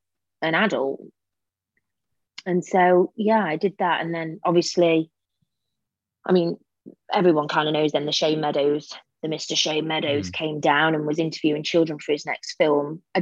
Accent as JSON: {"language": "English", "town": "Derby", "region": "East Midlands", "country": "United Kingdom", "said": "You know, I come from Derby. I went to just a normal school."}